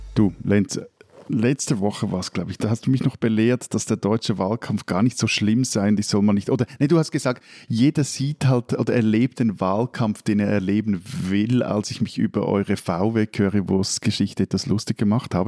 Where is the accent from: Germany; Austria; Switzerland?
Switzerland